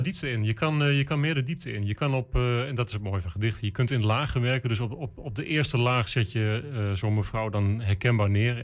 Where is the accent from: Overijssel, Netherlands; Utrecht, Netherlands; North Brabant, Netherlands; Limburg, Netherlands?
Overijssel, Netherlands; Enschede; ik ben een Enschedeër